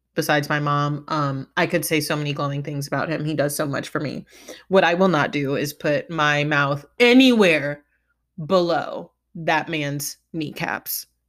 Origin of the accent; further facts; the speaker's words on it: Midwest, United States; As somebody from the Midwest